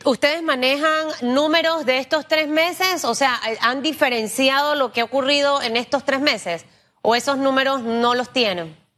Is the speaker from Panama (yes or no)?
yes; Panama; yo como panameña